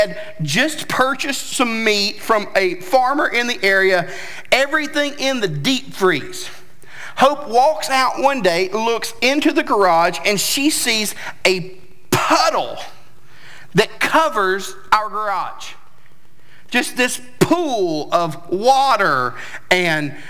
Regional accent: Tennessee, United States; moved away; I'm from Tennessee

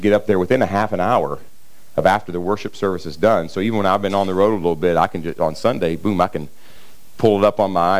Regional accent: Kentucky side of the Ohio River, United States; I grew up on the Ohio River on the Kentucky side

